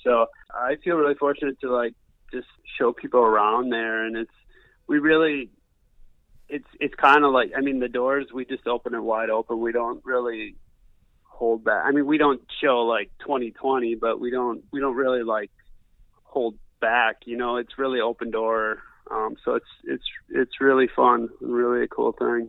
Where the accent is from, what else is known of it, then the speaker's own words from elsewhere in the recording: Wisconsin, United States; moved away; I grew up in Wisconsin.